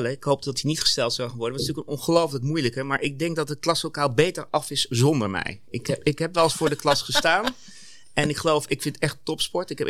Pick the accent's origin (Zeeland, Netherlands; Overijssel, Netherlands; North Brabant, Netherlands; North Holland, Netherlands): Overijssel, Netherlands; Zwolle; en daarom bevalt me al 14 jaar zo goed hier, ik ben Zwollenaar. Ik heb daarvoor altijd gewerkt in de Randstad